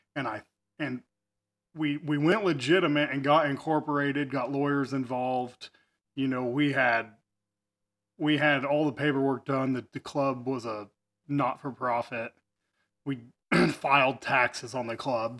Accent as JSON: {"language": "English", "town": "Effingham", "region": "Illinois", "country": "United States", "tie": "born or raised there", "also_born_or_lived": "Wyoming", "said": "I was born and raised in Effingham"}